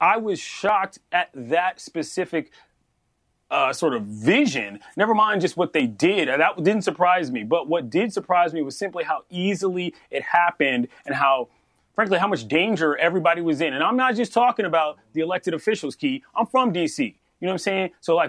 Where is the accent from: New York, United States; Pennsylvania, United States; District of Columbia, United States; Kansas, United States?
District of Columbia, United States; Washington; Never mind the capital of the United States of America, most powerful city in the world, my hometown.